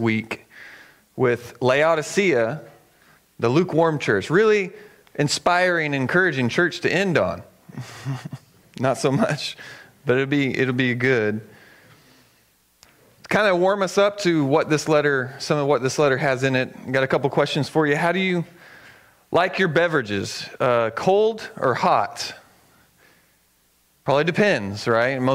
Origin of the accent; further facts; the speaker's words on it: the South, United States; now in Eugene, United States; I grew up in the South